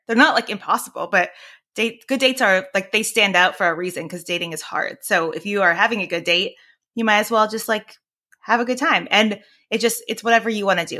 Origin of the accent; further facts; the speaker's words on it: Northern California, United States; also born or lived in Washington D.C. / Maryland; I'm from California, uh, Northern California